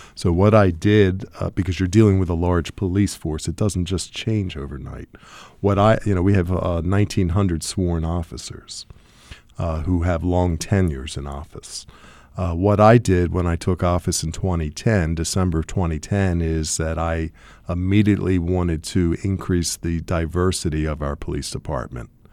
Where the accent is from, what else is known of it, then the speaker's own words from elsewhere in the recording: Baltimore County, Maryland, United States; growing up in Baltimore County, it was nine percent African American